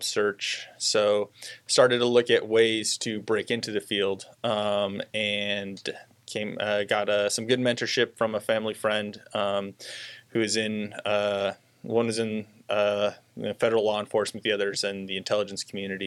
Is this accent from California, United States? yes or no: yes; Santa Clarita, California, United States; moved away as an adult; I originally grew up right around Los Angeles, kind of north of Los Angeles. Lived there most of my life and really enjoyed it there. Pretty standard Southern California kid